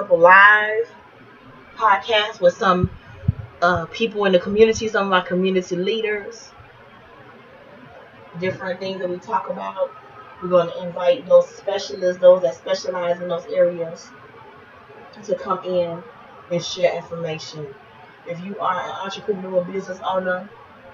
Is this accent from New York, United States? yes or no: no; East Chicago, Indiana, United States; born and raised in East Chicago, Indiana, educated in the public schools of East Chicago